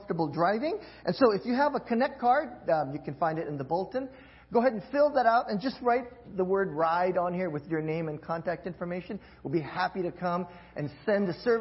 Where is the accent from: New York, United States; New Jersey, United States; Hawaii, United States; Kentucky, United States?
Hawaii, United States; moved away; I'm originally from Hawaii